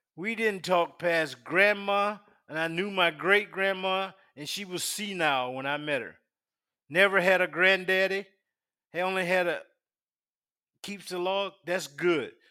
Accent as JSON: {"language": "English", "town": "Union", "region": "South Carolina", "country": "United States", "tie": "born or raised there", "moved": "yes", "lives_now": "Virginia Beach, United States", "said": "I'm from South Carolina. Little hick town called Union. Union, South Carolina"}